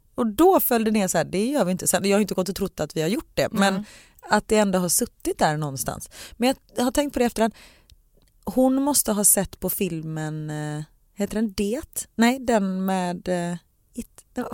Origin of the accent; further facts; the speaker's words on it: Gothenburg, Västra Götaland, Sweden; för göteborgare, vi säger